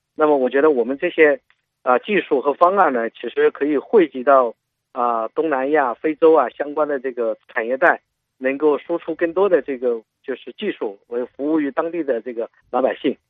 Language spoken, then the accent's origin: Chinese; China; 我们中国人